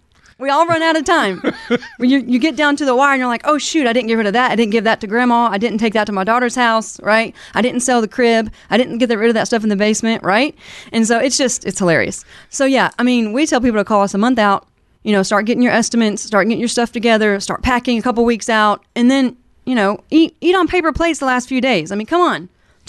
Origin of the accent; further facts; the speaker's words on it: Alabama, United States; now in Kansas City, United States; I'm not originally from Kansas City. {S0} Mm-hmm. {S1} I grew up in Alabama in the South.